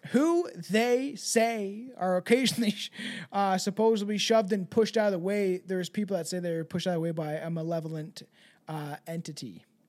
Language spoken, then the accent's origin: English; Canada; I'm Canadian